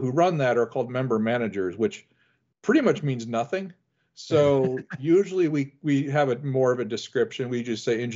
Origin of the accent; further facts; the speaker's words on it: Elyria, Ohio, United States; also born or lived in Cincinnati, Ohio; I grew up in Elyria, Ohio, which is halfway between Cedar Point and Cleveland